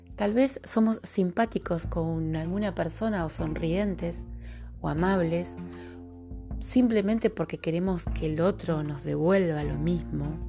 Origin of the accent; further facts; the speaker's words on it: Río de la Plata, Argentine Patagonia, Argentina; accent: rioplatense; identificarás mi dicción con la dicción rioplatense. Desde la Patagonia Argentina te acompaño en este camino